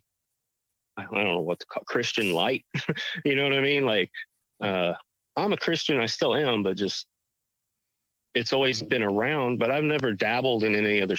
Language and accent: English; Rushville, Illinois, United States; We were at the Dairy Queen in Rushville, Illinois, I grew up in Rushville